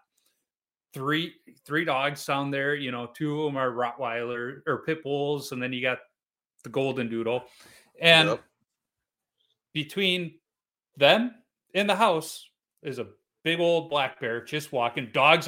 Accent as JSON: {"language": "English", "town": "Chicago", "region": "Illinois", "country": "United States", "said": "But, you know, so you're this young goalie in St. Louis in the 90s, and I'm from Chicago."}